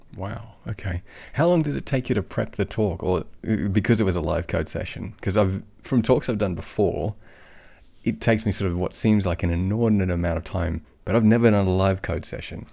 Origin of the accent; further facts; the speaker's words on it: Australia; accent: Aussie; my Aussie accent